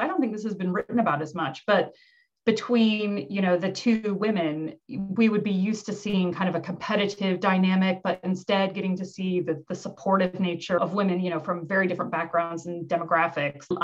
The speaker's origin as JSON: {"language": "English", "region": "Midwest", "country": "United States", "moved": "yes", "said": "I'm from the Midwest. In America, I'm really proud of coming from the Midwest"}